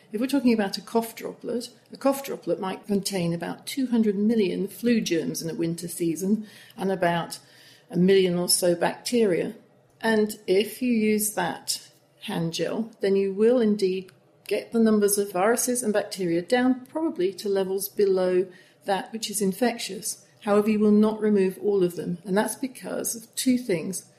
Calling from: Guayaquil, Guayas, Ecuador; I'm calling from Guayaquil, Ecuador

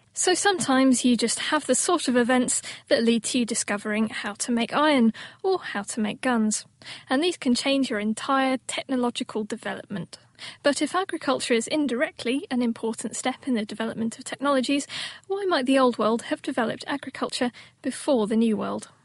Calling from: Israel; I'm calling from Israel

